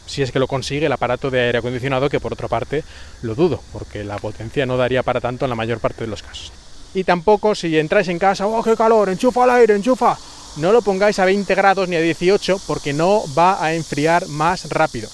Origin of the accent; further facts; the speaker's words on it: Spain; moved away as an adult; also born or lived in Japan / China; now in Shanghai, China; yo soy español